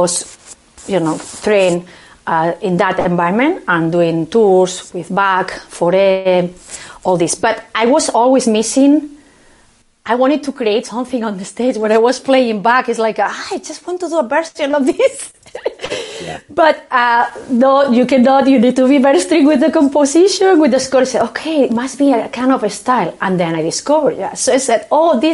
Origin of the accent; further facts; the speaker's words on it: Barcelona, Catalonia, Spain; English is a second language; moved away as an adult; now in Boston, United States; I am from Barcelona and I was raised in a family that the flamenco was very